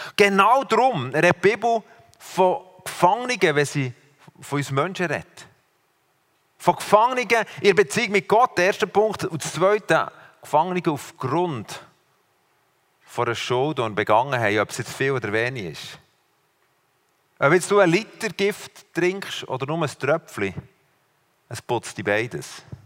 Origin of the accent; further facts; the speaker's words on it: Switzerland; aus der Schweiz